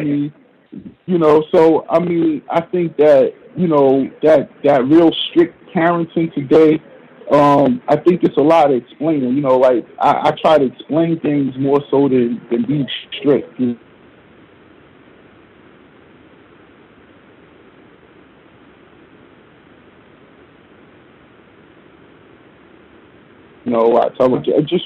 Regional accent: New Jersey, United States; moved away as an adult; now in Harlem, New York, United States; where I grew up in Jersey

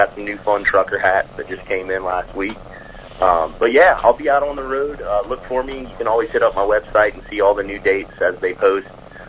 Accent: Charlottesville, Virginia, United States; Him and I grew up together in Charlottesville, Virginia.

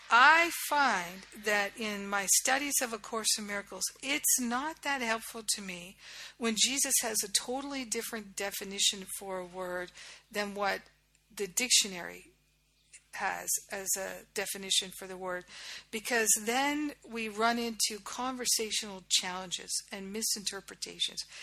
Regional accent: Rhode Island, United States; moved away as an adult; also born or lived in Boston / New York / Los Angeles / Kauai; I grew up in Rhode Island.

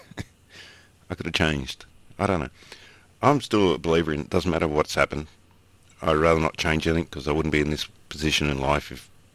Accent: Sydney, New South Wales, Australia; I was born in Canterbury Hospital, so born and bred Bulldog.

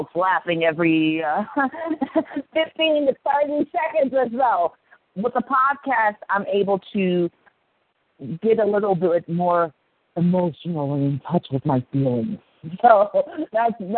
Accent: Akron, Ohio, United States; I grew up in the Midwest in the amazing metropolis of Akron, Ohio

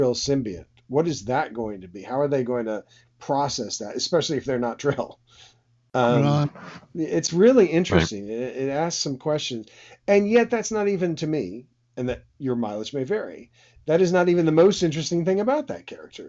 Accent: United States; as an American

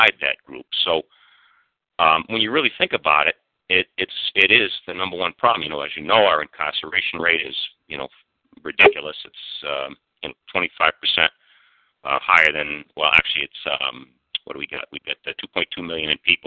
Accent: Massachusetts, United States; The People's Republic of Massachusetts, as I affectionately call it, my home state

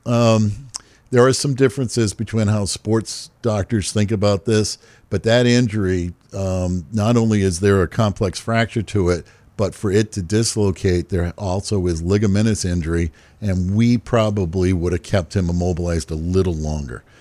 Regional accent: Hyannis, Massachusetts, United States; I grew up in uh, Hyannis, Massachusetts

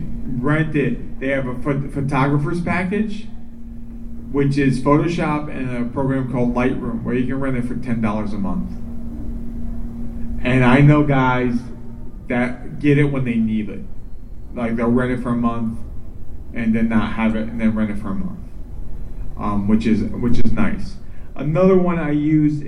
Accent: New York, United States; also born or lived in Minneapolis; now in Florida, United States; growing up in New York

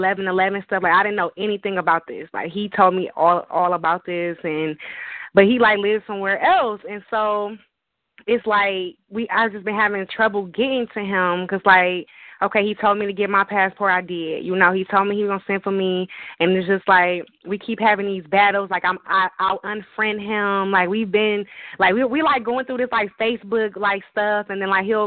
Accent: Detroit, Michigan, United States; I'm from Michigan, from Detroit

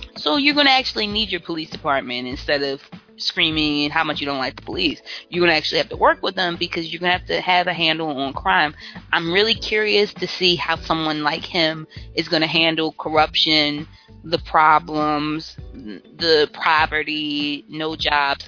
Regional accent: Baltimore, Maryland, United States; I'm from West Baltimore. I grew up in poverty

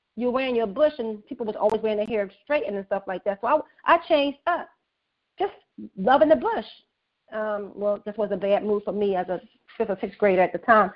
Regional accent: Philadelphia, Pennsylvania, United States; I was raised in West Oak Lane

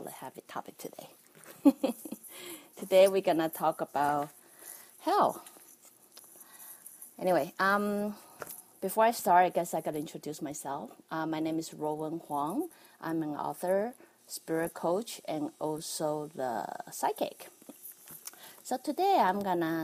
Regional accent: Taiwan; as a kid growing up in Taiwan

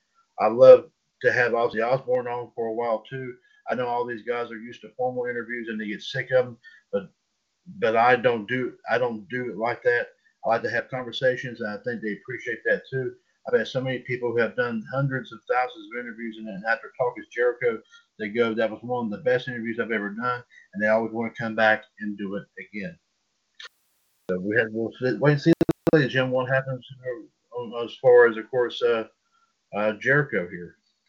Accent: Winnipeg, Manitoba, Canada; It's exciting to end this off in my home country of Canada.

